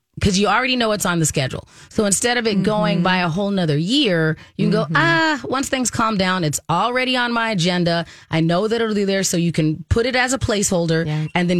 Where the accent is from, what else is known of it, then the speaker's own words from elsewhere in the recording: Minnesota, United States; I do believe as Minnesotan, especially Minnesota parents, we're hitting that stride where you're just busy